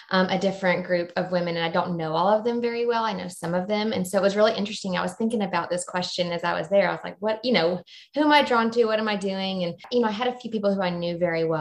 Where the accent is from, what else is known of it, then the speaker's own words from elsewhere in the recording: the Atlanta area, Georgia, United States; now in Jacksonville, United States; I currently live in Jacksonville, Florida, originally from Georgia